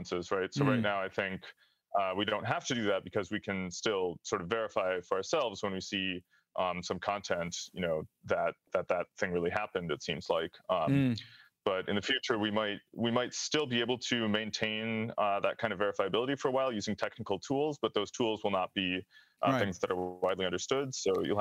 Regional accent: United States; I'm American

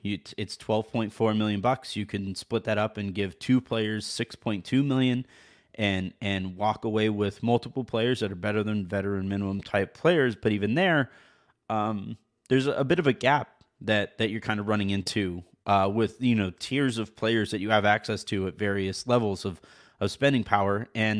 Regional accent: Lisbon, Portugal; English is a second language; I'm from Lisbon, Portugal.

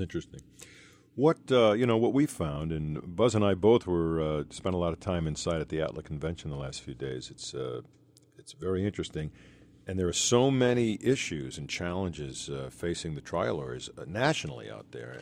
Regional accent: Boston, Massachusetts, United States; I'm from Boston

